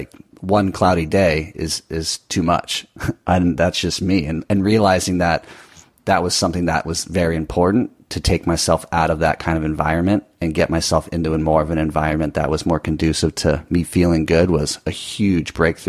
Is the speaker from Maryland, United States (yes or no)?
no; Southern California, United States; moved away as an adult; also born or lived in Costa Rica; growing up in Southern California, which is sunny all the time